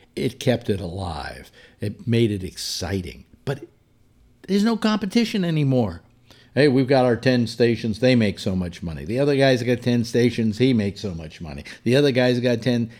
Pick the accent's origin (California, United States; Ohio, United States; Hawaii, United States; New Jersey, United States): California, United States; San Francisco; my hometown, San Francisco.